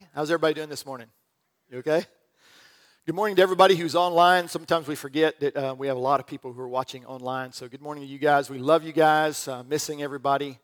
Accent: Birmingham, Alabama, United States; moved away; I grew up in the South around Birmingham

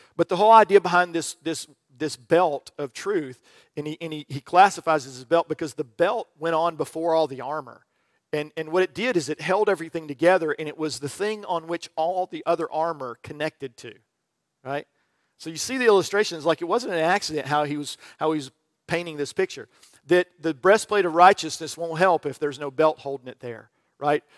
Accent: Birmingham, Alabama, United States; moved away; I grew up in the South around Birmingham

